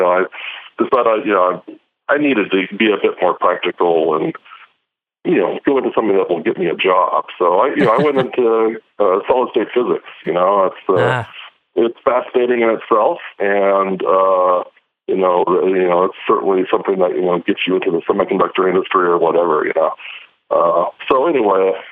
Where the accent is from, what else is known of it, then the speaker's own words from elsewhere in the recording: Eastern Washington State, United States; moved away; also born or lived in Los Alamos; I grew up in Eastern Washington State